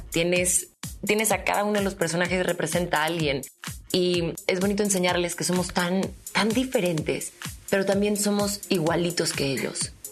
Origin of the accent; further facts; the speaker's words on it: Argentina; born there; en mi caso yo soy argentina, nací en Argentina, mi nacionalidad es argentina